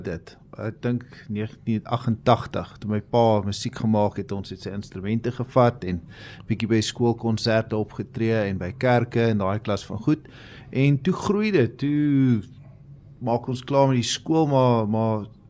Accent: Cape Town, Western Cape, South Africa; ons kom van Kaapstad af.

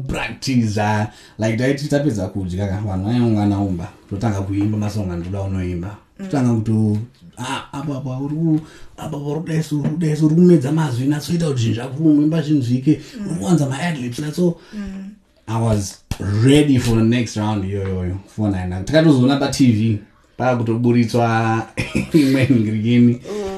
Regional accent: Chinhoyi, Zimbabwe; I grew up in Chinoy.

